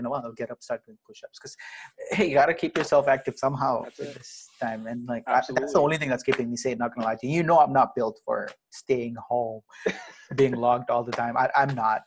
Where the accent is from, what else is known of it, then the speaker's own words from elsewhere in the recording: Ahmedabad, Gujarat, India; now in North Carolina, United States; I'm from Ahmedabad